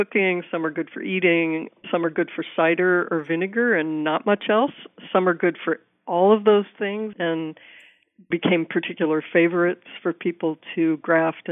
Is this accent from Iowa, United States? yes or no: yes; Iowa, United States; moved away; But I'm a Midwesterner at heart. I grew up in Iowa